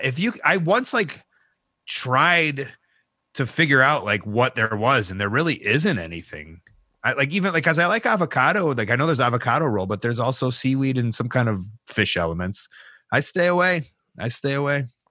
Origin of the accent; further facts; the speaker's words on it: Chicago, Illinois, United States; as a Chicagoan